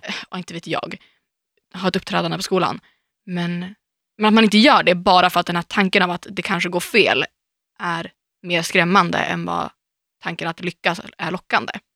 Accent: Umeå, Västerbotten County, Sweden; now in Stockholm, Sweden; åka hem, nu och gå på stan i Umeå

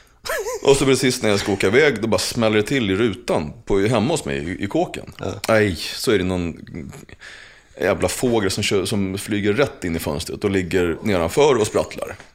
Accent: Uppsala, Uppsala County, Sweden; jag har formats till den person som jag är utifrån min uppväxt i Gottsunda

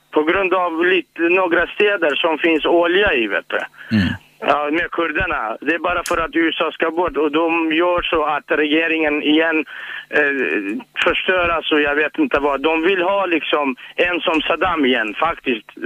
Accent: Kurdistan Region, Iraq; now in Sweden; där jag kommer ifrån, och det är fantastiskt.

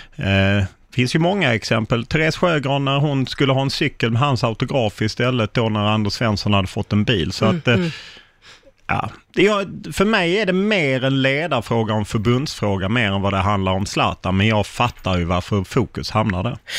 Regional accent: Lund, Skåne, Sweden; jag har bott i Lund hela mitt liv

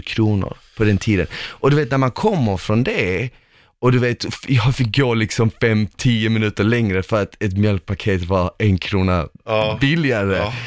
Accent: Malmö, Skåne, Sweden; also born or lived in former Yugoslavia; när jag var liten och till exempel när vi växte upp i Rosengård, i, i en förort

